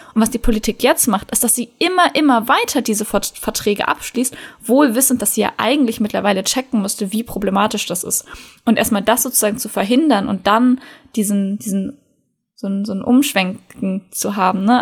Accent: North Rhine-Westphalia, Germany; bei uns in NRW

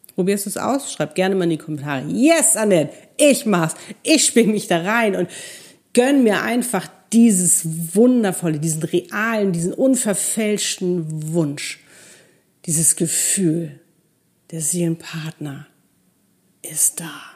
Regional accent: Hamburg, Germany; moved away as an adult; also born or lived in Cape Town; wir sind gleicher Jahrgang, in Hamburg groß geworden

